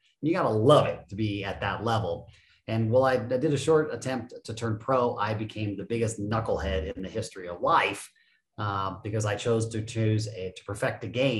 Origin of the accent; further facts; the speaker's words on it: Japan; also born or lived in Germany / Phoenix, United States / Florida, United States; The snapshot is I was born in Phoenix, but I was raised in Japan and Germany for about the first 10 years of my life.